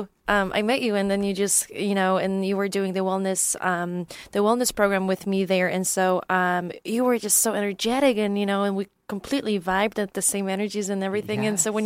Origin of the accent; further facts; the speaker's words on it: Poland; English is a second language; so I'm originally from Poland, and that's where I grew up, and that's where my background is from.